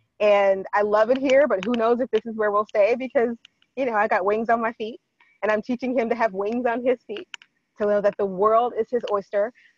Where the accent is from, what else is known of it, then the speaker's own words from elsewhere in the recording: Washington, United States; When I say I come from Washington, people like to go, oh, you lived in Seattle. No. I did not. I lived in the high desert. I lived in the foothills of the Cascade Mountains.